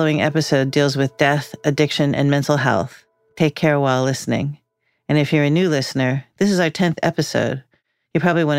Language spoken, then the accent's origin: English; San Francisco, California, United States; Nanette Krupa lives in my hometown, San Francisco